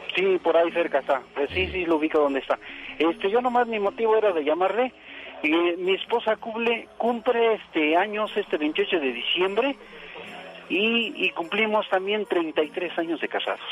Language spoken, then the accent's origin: Spanish; Mexico City, Mexico; yo soy de la Ciudad de México. Ajá. Y aquí, ahí acá vivo